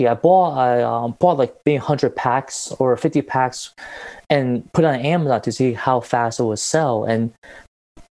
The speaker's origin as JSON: {"language": "English", "country": "Taiwan", "moved": "yes", "said": "I was in my home country of Taiwan about 2 years ago, and I usually go back every year"}